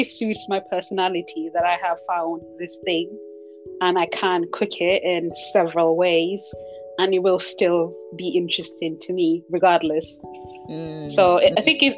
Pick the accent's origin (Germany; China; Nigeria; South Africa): Nigeria; moved away; I grew up in Nigeria